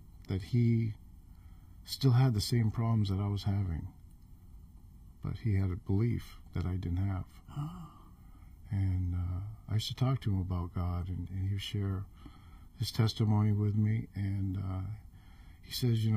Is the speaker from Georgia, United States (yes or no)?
no; Rangeley, Maine, United States; moved away as an adult; also born or lived in Alaska; I grew up in Rangeley, Maine